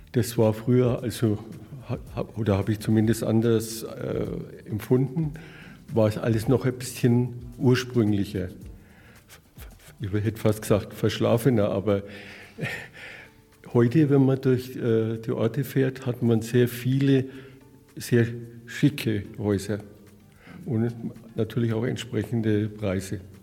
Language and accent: German; Nuremberg, Bavaria, Germany; Herkommen tun wir aus Nürnberg, da wo man so gut Fußball spielt